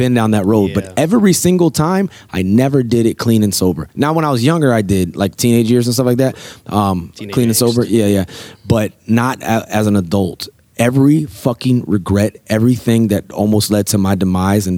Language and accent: English; Norfolk, Virginia, United States; We're living in Norfolk, Virginia, my hometown.